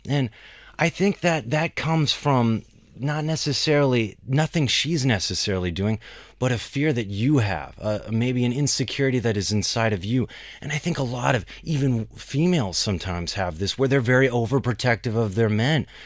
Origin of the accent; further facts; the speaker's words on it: Pakistan; I'm from Pakistan.